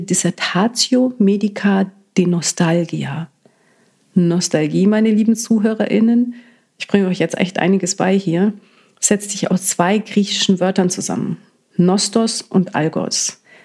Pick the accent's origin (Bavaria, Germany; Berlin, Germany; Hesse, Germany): Bavaria, Germany; Allgäu; moved away as an adult; now in Munich, Germany; Aufgewachsen bin ich in einem kleinen Häuschen im Allgäu, und aktuell lebe ich, wenn ich halt dann mal zu Hause bin, in einer kleinen Mietwohnung in München